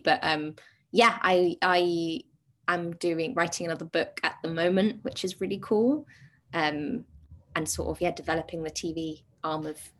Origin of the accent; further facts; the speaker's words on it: United Kingdom; well, we're British